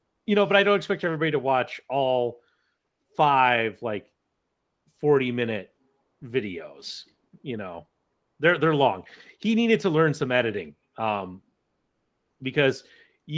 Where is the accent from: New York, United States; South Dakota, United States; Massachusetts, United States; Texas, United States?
South Dakota, United States; Black Hills; as a kid, I grew up in the Black Hills.